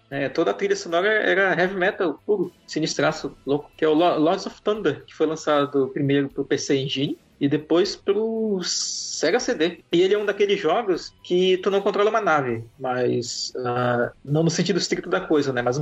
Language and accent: Portuguese; Amazonas, Brazil; parece com a minha terra. Parece ali com os arredores de Terfé esse cenário.